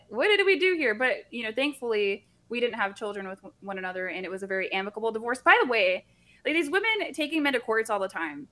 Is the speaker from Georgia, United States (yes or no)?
no; Central Florida, United States; I grew up in Central Florida